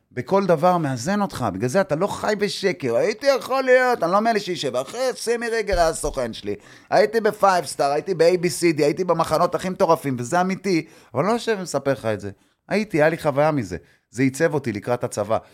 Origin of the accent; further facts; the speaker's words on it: Tel Aviv, Tel Aviv District, Israel; שאני אמנם נולדתי פה, להבדיל מכל החבר'ה האלה, אני נולדתי בתל אביב